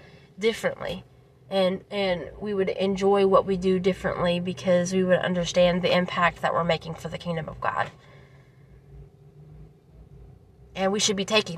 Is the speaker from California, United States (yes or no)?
no; Daviess County, Kentucky, United States; I'm from Davis County.